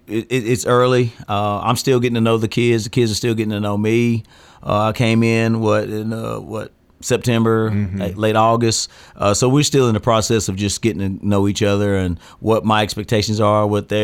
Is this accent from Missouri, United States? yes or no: no; Murfreesboro, Tennessee, United States; Born and raised in Murfreesboro, and great community.